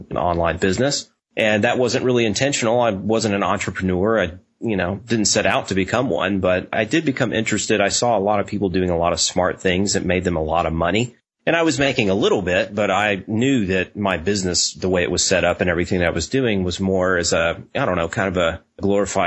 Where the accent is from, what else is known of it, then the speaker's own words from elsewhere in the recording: Nashville, Tennessee, United States; I grew up in Nashville